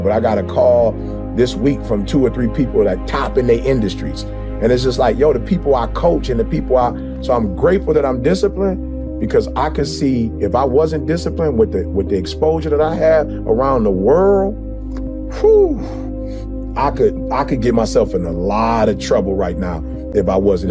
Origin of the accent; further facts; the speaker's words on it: Detroit, Michigan, United States; I grew up in Motown